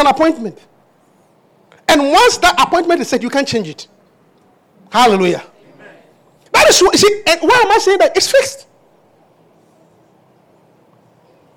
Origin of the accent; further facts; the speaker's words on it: Obuasi, Ashanti, Ghana; moved away; I was born in Obuasi, Africa.